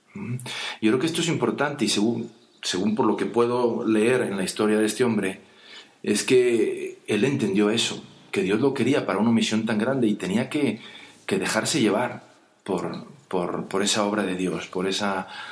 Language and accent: Spanish; Mexico; siendo mexicano